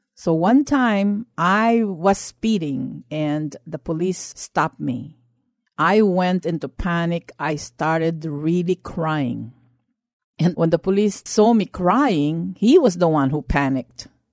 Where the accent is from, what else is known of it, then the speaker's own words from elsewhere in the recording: Philippines; now in United States; I grew up in the Philippines under martial law, under the late President Marcos.